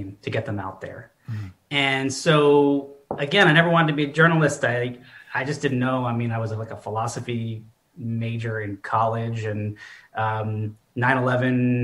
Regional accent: Westchester County, New York, United States; moved away; I grew up in Westchester County, New York, north of New York City in the 90s

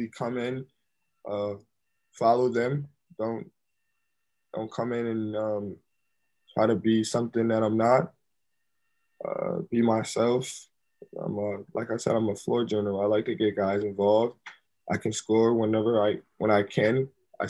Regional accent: Syracuse, New York, United States; also born or lived in Milwaukee, Wisconsin; I came back to my hometown

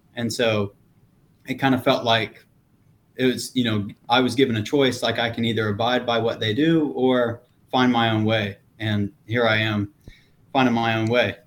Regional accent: the South, United States; being born and raised in the South

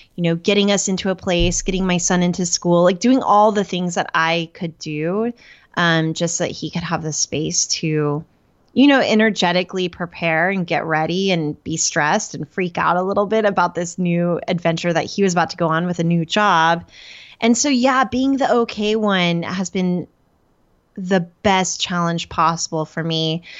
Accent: Norman, Oklahoma, United States; moved away as an adult; now in Detroit area, United States; Before that, I lived in Norman, Oklahoma. That's where I grew up

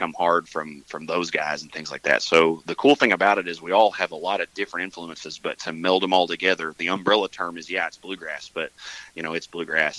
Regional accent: Mountain View, Arkansas, United States; I'm from Mountain View.

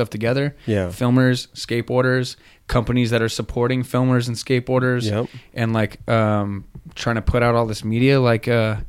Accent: Chino Hills, California, United States; I'm from Chino Hills, man.

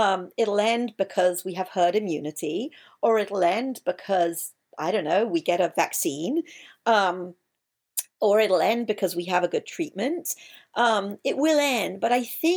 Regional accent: England, United Kingdom; I'm English

